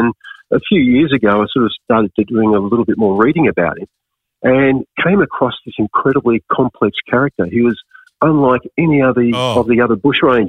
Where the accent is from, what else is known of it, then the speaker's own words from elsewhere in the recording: Geelong, Victoria, Australia; I think when I was a young kid growing up in Geelong in Victoria